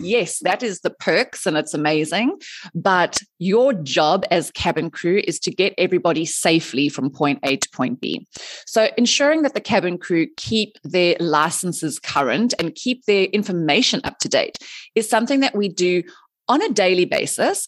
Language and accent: English; South Africa; moved away as an adult; also born or lived in Dubai; I am originally from South Africa